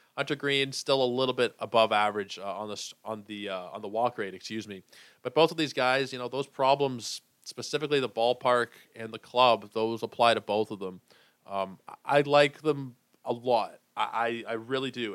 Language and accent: English; Toronto, Ontario, Canada; We played for some of the same minor league teams. uh, you know, around here in Toronto and in Etobicoke